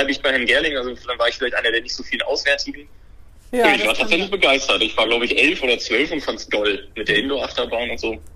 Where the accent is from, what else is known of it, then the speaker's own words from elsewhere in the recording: Hamburg, Germany; Ja, man muss, man muss fairerweise sagen, ich bin aus, ich bin aus Hamburg-Harburg. Das heißt, die Hamburger würden behaupten, das ist nicht Hamburg.